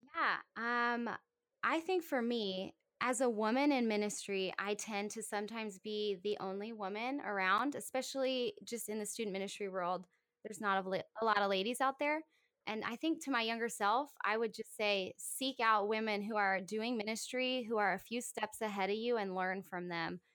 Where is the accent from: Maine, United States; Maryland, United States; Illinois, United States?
Maryland, United States; Howard County; also born or lived in Philadelphia area; I am born and raised in Maryland. I grew up in Howard County